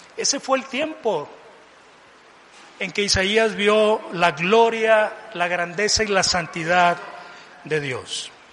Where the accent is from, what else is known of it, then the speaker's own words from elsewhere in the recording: Mazatlán, Sinaloa, Mexico; moved away as an adult; also born or lived in Tijuana; yo me fui de, mi tierra natal de Mazatlán a la frontera norte, a Tijuana.